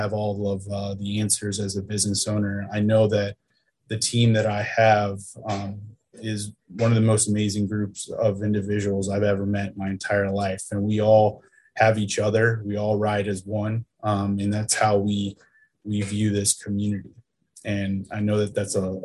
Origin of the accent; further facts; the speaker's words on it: Winston-Salem, North Carolina, United States; I'm from Winston